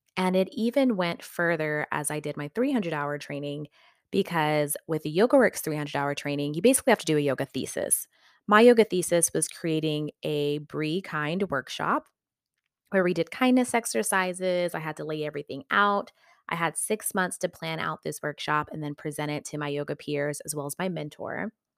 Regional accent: West Texas, United States; now in Southern California, United States; I'm from West Texas, and I am really happy that that's where I grew up

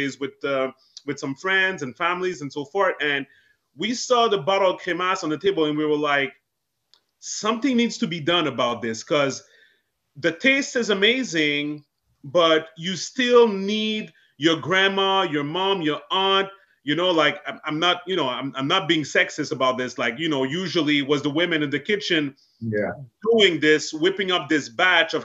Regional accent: Montreal, Quebec, Canada; I was born and raised in Montreal, Canada

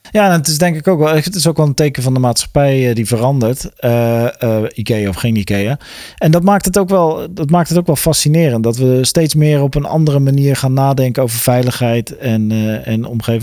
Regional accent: Westland, South Holland, Netherlands; ik kom zelf uit het Westland

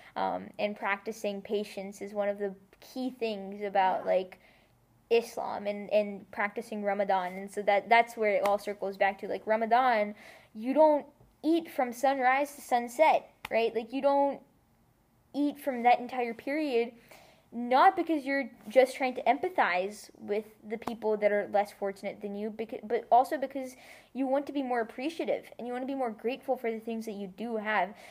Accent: United States; also born or lived in United Arab Emirates / India (ancestry); my experience as a Muslim growing up in America

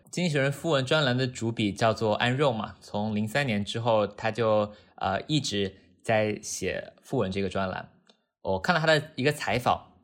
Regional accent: Wuhan, Hubei, China; now in New York, United States; 我来自武汉，现在生活在纽约，在一家小的银行做关于股票衍生品相关的工作

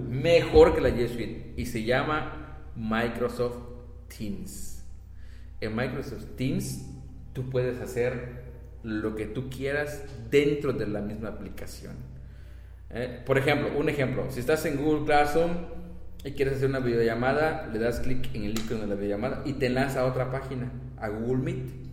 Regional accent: Campeche, Mexico; somos de Campeche

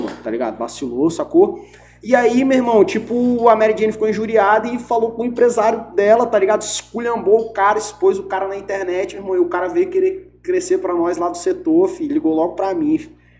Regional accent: Espírito Santo, Brazil; eu sou capixaba

